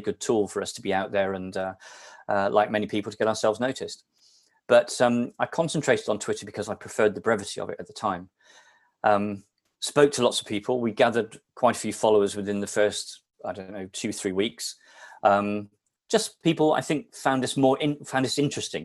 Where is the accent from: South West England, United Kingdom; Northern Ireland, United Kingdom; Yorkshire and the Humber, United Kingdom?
South West England, United Kingdom; Somerset; now in Shrewsbury, United Kingdom; I grew up in Somerset